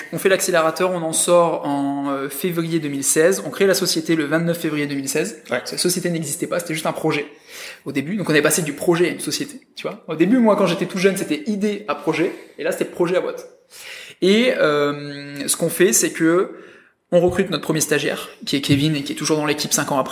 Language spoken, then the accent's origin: French; France; Parce qu'on est deux sur le marché français. Et que du coup, bah ouais, on est français